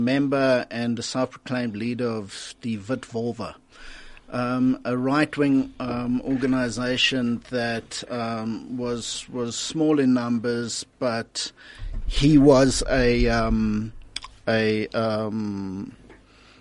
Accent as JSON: {"language": "English", "town": "Centurion", "region": "Gauteng", "country": "South Africa", "tie": "born or raised there", "said": "I grew up in Littleton in a Defence Force related community"}